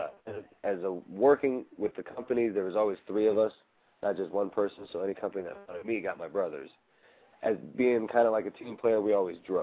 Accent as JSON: {"language": "English", "town": "Chicago", "region": "Illinois", "country": "United States", "said": "I'm from Chicago"}